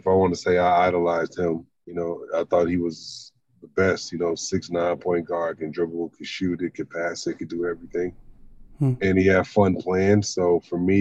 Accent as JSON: {"language": "English", "town": "Los Angeles", "region": "California", "country": "United States", "tie": "born or raised there", "also_born_or_lived": "North Dakota / Sacramento / Texas", "accent": "Angelino", "said": "I was born and raised in South Central Los Angeles."}